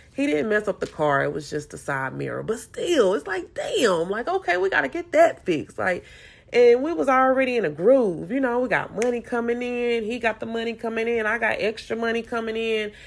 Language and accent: English; Salisbury, North Carolina, United States; moved away as an adult; now in Houston, United States; I'm from North Carolina, Salisbury, North Carolina